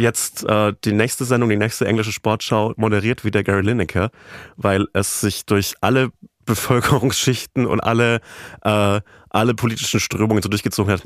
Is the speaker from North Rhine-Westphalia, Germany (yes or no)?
no; Bavaria, Germany; aus meiner Heimat, dem, dem Süden dieser Republik, aus Bayern